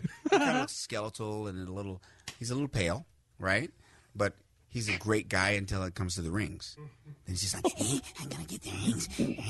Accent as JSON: {"language": "English", "town": "Washington", "region": "District of Columbia", "country": "United States", "also_born_or_lived": "Greenville, Mississippi / Laramie, Wyoming / Casper, Wyoming / Fort Collins, Colorado", "said": "I'm from Washington, D.C."}